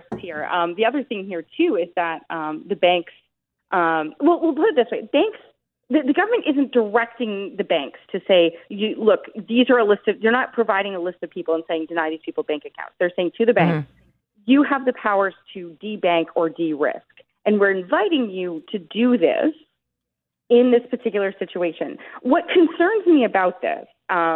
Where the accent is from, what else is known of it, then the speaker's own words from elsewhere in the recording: Oshawa, Ontario, Canada; I'm from Oshawa. The factories here are closing